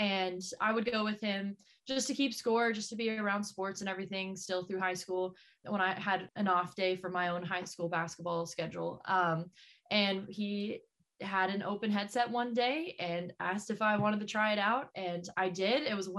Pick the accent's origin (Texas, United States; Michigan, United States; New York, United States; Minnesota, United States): Texas, United States; born or raised there; moved away as an adult; also born or lived in Missouri; now in Portland, United States